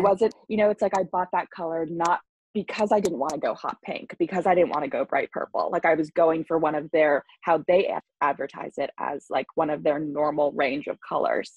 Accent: Long Island, New York, United States; I'm from Long Island

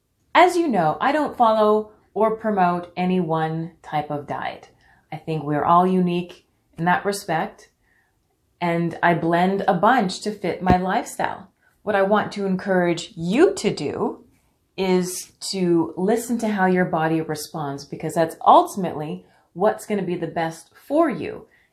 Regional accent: Canada; born there; And I'm not just saying that because I was born in Canada. And no, I don't say A. Well, not anymore.

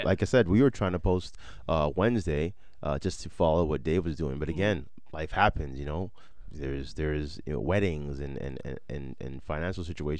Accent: Toronto, Ontario, Canada; moved away; also born or lived in Nigeria; I was raised in Toronto and most of my life was in Toronto

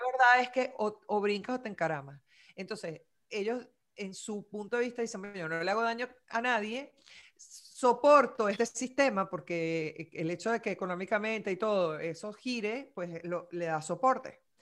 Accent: Venezuela; moved away; also born or lived in Miami; me siento venezolana

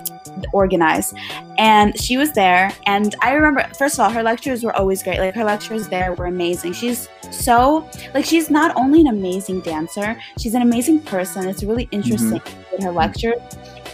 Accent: Russia; first language Russian; English is a second language; I spoke Russian first before I spoke English. Yeah, I'm a Russian.

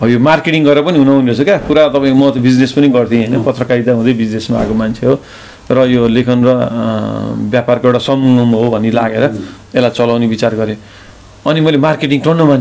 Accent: Nepal; हामी नेपाली हौँ

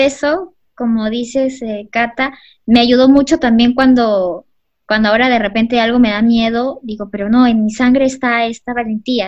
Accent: Peru; somos peruanos

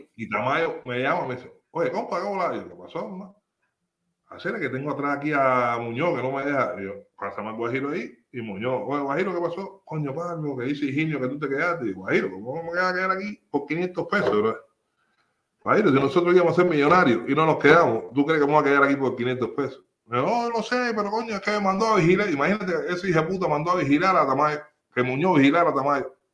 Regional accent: Havana, Cuba; moved away as an adult; also born or lived in Habana del Este, Cuba / Guatemala / Rome, Italy; now in United Kingdom; playa era, fue donde yo nací

